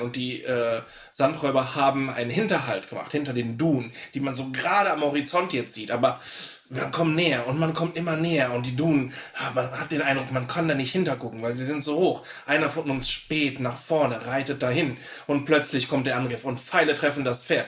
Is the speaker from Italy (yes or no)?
yes; Italy; moved away; als Italiener